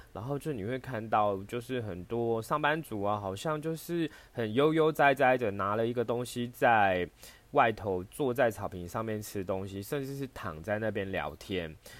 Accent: Taiwan; 我生在台湾

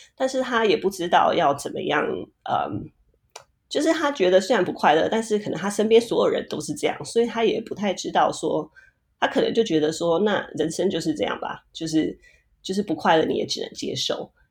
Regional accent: Taiwan; Chinese is a second language; moved away as an adult; also born or lived in Puerto Rico; now in Silicon Valley, United States; 我小学四年级的时候，我从我的出生地，呃，波多黎各搬到台湾

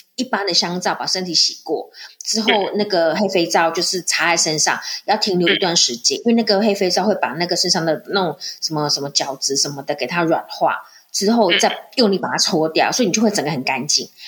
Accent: Taiwan; moved away as an adult; now in Morocco; 我们在台湾

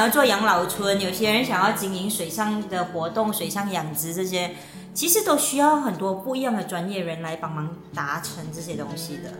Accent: Malaysia; 我本人还有我们另外一个成员凯达，嗯。就是从小在那边长大的，那是我们的老家

